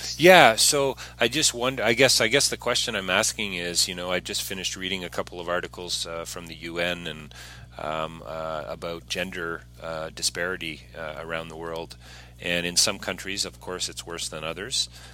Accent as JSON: {"language": "English", "country": "Canada", "said": "I'm a Canadian"}